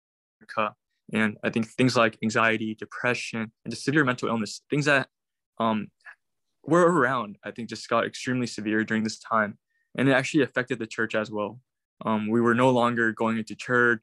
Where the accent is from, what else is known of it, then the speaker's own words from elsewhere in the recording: Irvine, California, United States; moved away as an adult; also born or lived in South Korea; now in San Francisco, United States; I was born in Korea, but 2006, I immigrated to the U.S. With my parents. I basically grew up in Irvine, Orange County in Southern California.